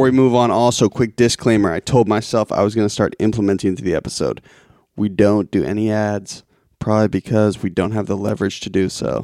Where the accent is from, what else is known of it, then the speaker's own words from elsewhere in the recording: Lincoln, Massachusetts, United States; I grew up in Lincoln, Mass